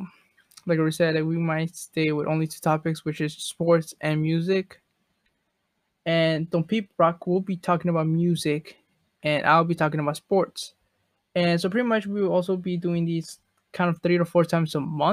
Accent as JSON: {"language": "English", "town": "Chicago", "region": "Illinois", "country": "United States", "said": "I'm from Chicago"}